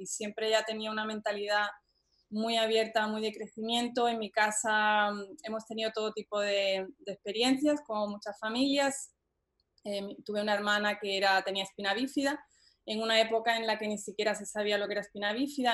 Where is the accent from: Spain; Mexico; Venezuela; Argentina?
Spain; moved away; also born or lived in Boston, United States; yo soy española